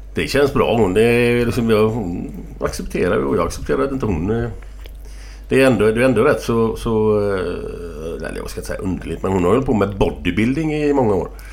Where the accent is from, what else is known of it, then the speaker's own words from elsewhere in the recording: Gothenburg, Västra Götaland, Sweden; där jag växte upp. Morsan och de bor kvar på samma ställe på Hisingen